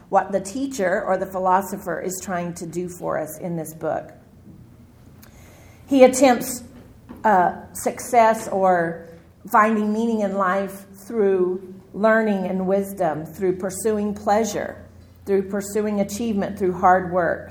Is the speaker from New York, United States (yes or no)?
no; Texas, United States; I'm from Texas